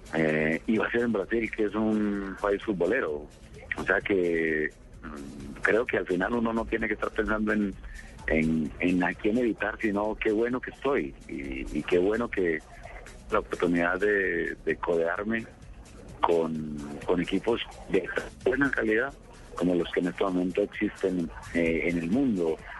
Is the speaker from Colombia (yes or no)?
yes; Colombia; moved away as an adult; also born or lived in Ecuador